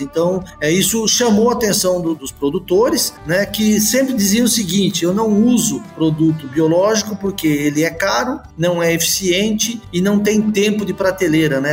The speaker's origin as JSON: {"language": "Portuguese", "town": "Botucatu", "region": "São Paulo", "country": "Brazil", "tie": "born or raised there", "said": "sou natural de, de Botucatu, né? uma cidade do interior de São Paulo"}